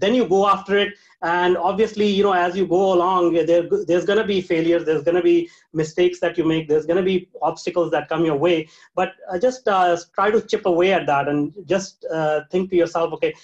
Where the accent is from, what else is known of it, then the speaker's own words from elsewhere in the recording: India; moved away; I was born in India. So I was raised, brought up in a very small town in India with very limited opportunities